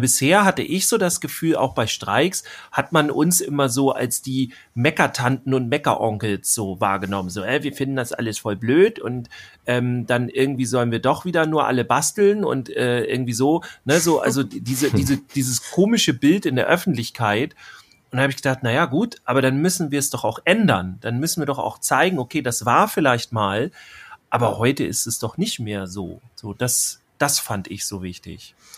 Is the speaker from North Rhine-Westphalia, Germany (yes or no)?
no; Schleswig-Holstein, Germany; hier bei uns in Schleswig-Holstein